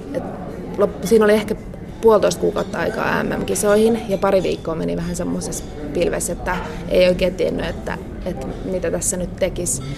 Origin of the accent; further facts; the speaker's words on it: Asikkala, Päijät-Häme, Finland; mä oon Asikkalasta ja Simo Heinolasta ja ne on saman järven rannalla kuitenkin päijät Hämeessä